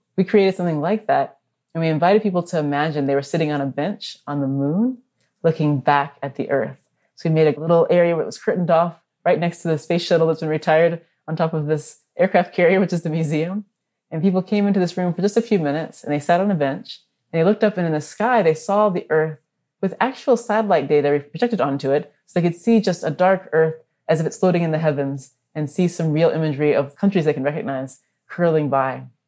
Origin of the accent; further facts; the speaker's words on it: Orlando, Florida, United States; moved away; I grew up in Orlando